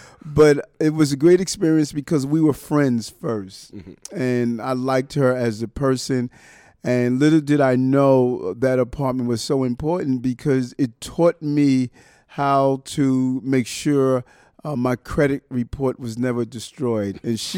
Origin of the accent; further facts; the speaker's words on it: Brooklyn, New York, United States; because my family, I was raised on in Brownsville, 1218 Gates Avenue. I remember the address. Broadway was down the block.